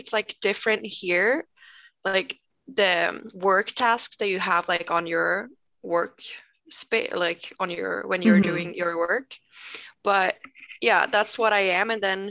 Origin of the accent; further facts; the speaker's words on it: Umeå, Västerbotten County, Sweden; English is a second language; moved away as an adult; now in United States; In Sweden, I live like both me and my husband. We were born in Umeå. We met there 2010 when we were like 14 and 15.